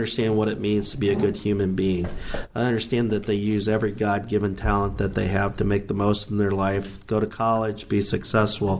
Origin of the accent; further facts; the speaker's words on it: Ohio, United States; moved away as an adult; also born or lived in Toledo, Ohio; now in northern Chicago, Illinois, United States; I grew up in Ohio, grew up a little bit south of Cleveland, a small town in mid-Ohio